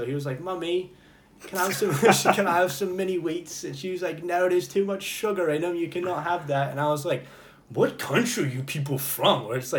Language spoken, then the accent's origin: English; United States; we're American, dude.